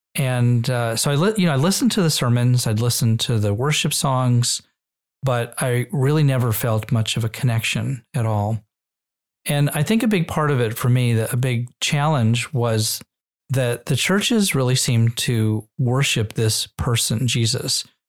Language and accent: English; Israel; also born or lived in Nevada / New Hampshire; now in United States; growing up in Israel gave us an even stronger Jewish identity.